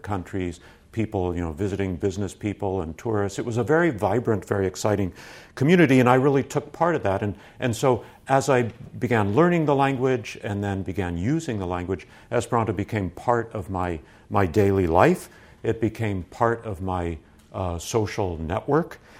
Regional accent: San Francisco, California, United States; I grew up around the San Francisco area

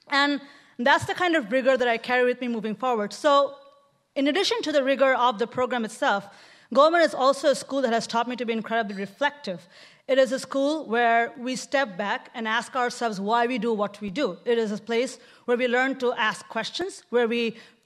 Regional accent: Bangladesh; moved away as an adult; now in Oakland, United States; I come from Bangladesh

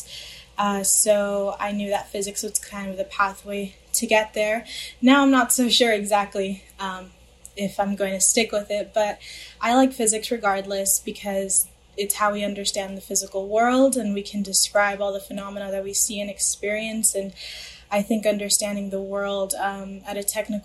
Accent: Los Angeles, California, United States; I grew up in the San Fernando Valley, which is located in the LA County

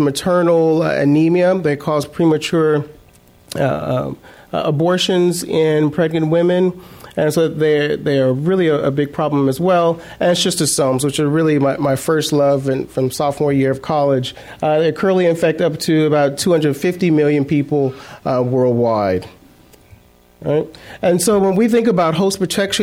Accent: South Mississippi, United States; now in San Francisco, United States; growing up in South Mississippi

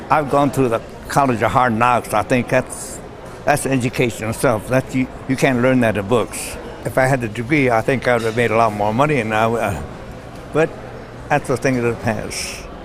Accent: United States; I'm a U.S. citizen, I'm American, I was educated and born here.

